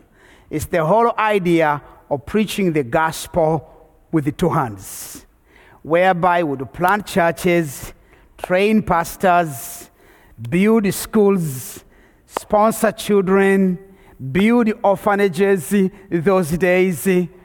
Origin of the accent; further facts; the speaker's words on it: Rwanda; now in United States; my home country of Rwanda had a genocide, and the genocide was the climax read of the entire refugee crisis. 1 million people killed in 90 days, and now I'm on my way out of Africa to America to go to school